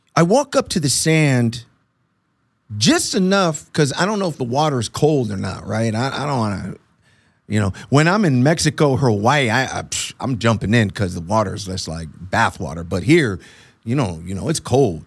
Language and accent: English; Puerto Rico; moved away; I'm Puerto Rican, so I was born in Puerto Rico